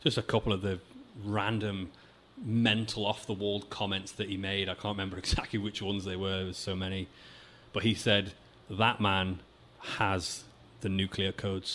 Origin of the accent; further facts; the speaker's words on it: England, United Kingdom; moved away as an adult; now in Vancouver, Canada; There's a lot of people I've met in my life in England